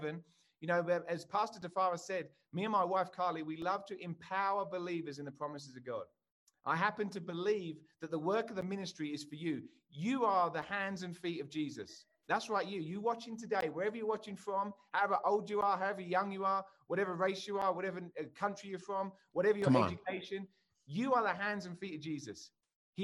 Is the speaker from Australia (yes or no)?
no; England, United Kingdom; moved away as an adult; now in United States; I'm English, as you can tell, and I live in America.